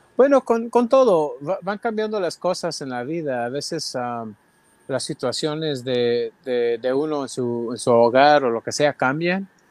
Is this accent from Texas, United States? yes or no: no; San Jose, California, United States; San José, de donde soy yo